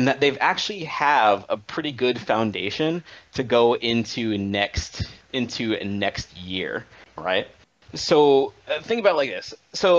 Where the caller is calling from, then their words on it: Alexandria, Virginia, United States; Calling from Alexandria, Virginia.